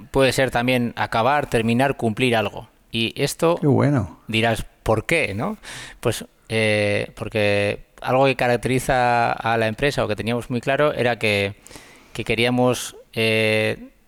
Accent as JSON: {"language": "Spanish", "region": "Basque Country", "country": "Spain", "said": "no, no somos vascos"}